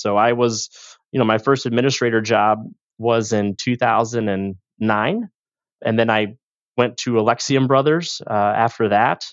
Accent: St. Louis, Missouri, United States; also born or lived in Liberty, Missouri; born and raised in St. Louis

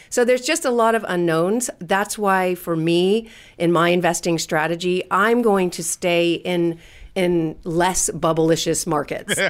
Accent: California, United States; I'm from California

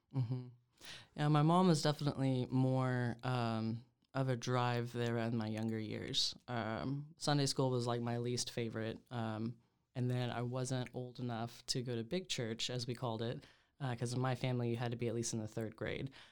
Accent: Oklahoma, United States; born and raised in Oklahoma

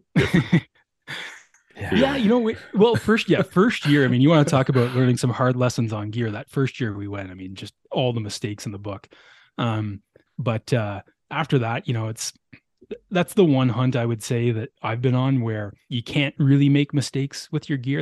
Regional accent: Ottawa Valley, eastern Ontario, Canada; moved away as an adult; also born or lived in Lower Mainland, British Columbia; now in British Columbia, Canada; I grew up in on a farm in eastern Ontario, about an hour west of Ottawa

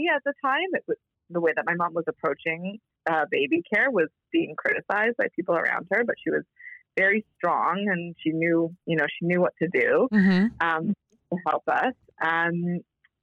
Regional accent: Toronto, Ontario, Canada; I was born in Toronto

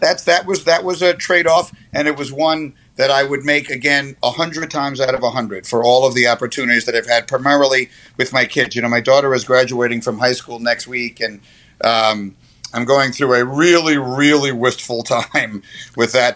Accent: New York, United States; I grew up in New York in the 70s.

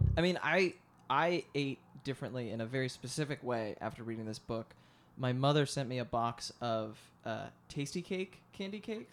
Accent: outside of Philadelphia, Pennsylvania, United States; the town I grew up of outside of Philadelphia

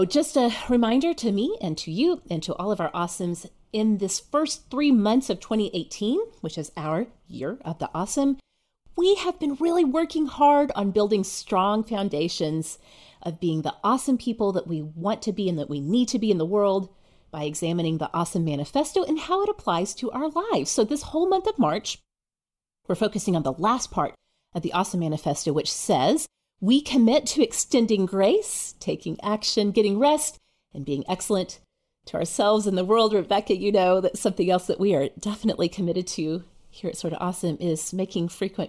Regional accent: Oklahoma, United States; I grew up in Oklahoma.

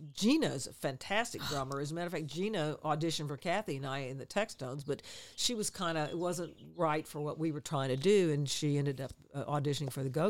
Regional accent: Texas, United States; moved away as an adult; now in Los Angeles, United States; we're from Texas

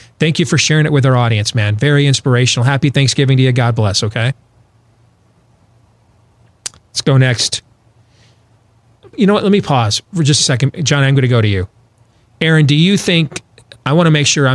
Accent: West Michigan, United States; moved away; Where I grew up, West Michigan.

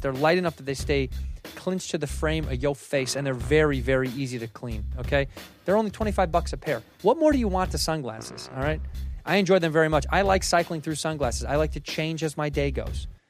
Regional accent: Chicago, Illinois, United States; I grew up in Chicago

